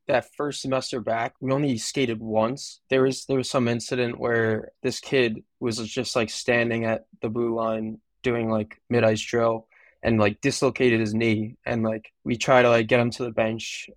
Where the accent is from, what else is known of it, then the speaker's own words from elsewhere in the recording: Long Island, New York, United States; I'm from Long Island